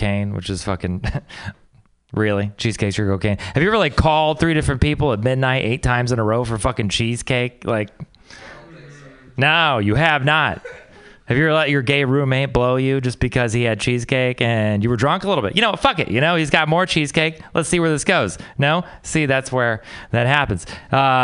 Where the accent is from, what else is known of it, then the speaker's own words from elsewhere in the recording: Texas, United States; moved away; I'm from Texas